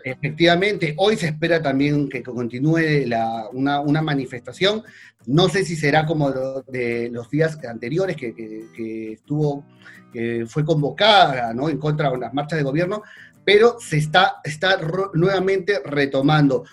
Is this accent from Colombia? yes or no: no; Argentina